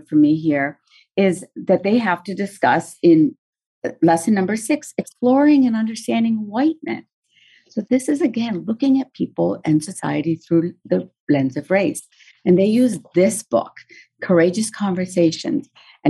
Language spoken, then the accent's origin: English; West Virginia, United States; and I grew up in West Virginia. So I grew up, you know, really feeling pride in our state of West Virginia